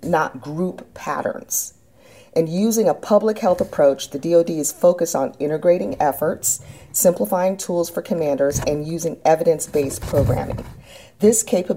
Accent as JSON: {"language": "English", "town": "San Antonio", "region": "Texas", "country": "United States", "tie": "born or raised there", "moved": "as an adult", "said": "I grew up in San Antonio, Texas"}